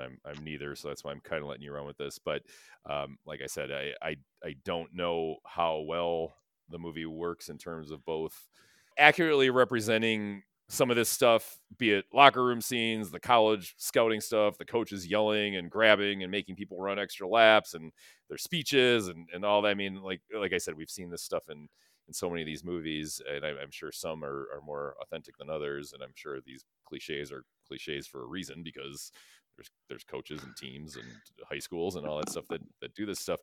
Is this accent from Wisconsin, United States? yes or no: yes; Sherwood, Wisconsin, United States; Sherwood, we grew up in Sherwood. Sherwood, Wisconsin